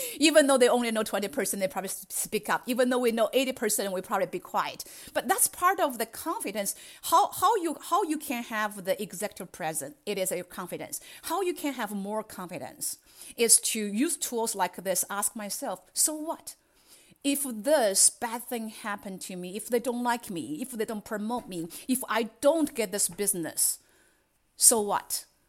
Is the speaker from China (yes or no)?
yes; China; English is a second language; moved away as an adult; now in United States; I grew up in China and I have spent half of my life there and another half in the United States